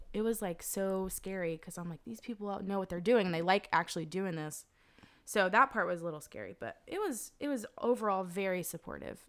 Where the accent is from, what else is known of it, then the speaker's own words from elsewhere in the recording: Zebulon, North Carolina, United States; I was born in Zebulon, North Carolina